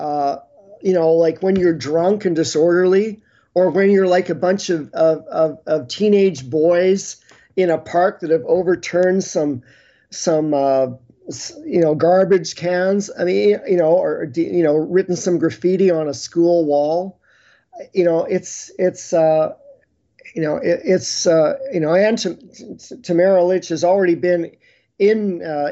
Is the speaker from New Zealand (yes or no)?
no; Canada; as a Canadian